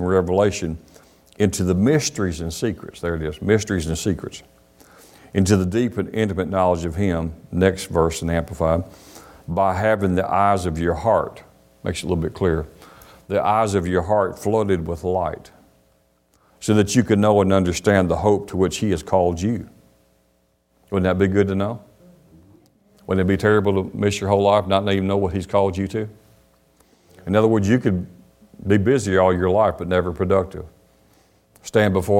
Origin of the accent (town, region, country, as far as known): United States; also born or lived in Alabama